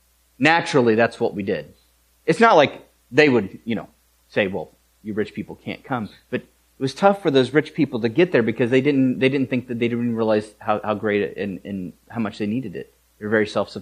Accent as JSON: {"language": "English", "country": "United States", "said": "we're American."}